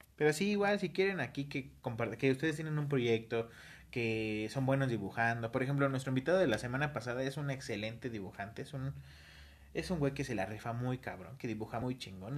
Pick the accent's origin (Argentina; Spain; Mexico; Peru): Mexico; somos mexicanos